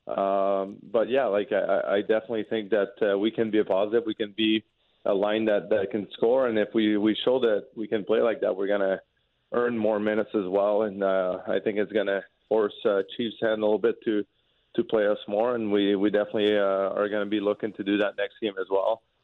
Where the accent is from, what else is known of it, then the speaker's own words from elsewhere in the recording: Quebec, Canada; first language French; English is a second language; moved away as an adult; also born or lived in Lewiston, Maine / St. Louis; growing up in Quebec from the city that I'm from, even though it's close to the United States, we never had to speak English.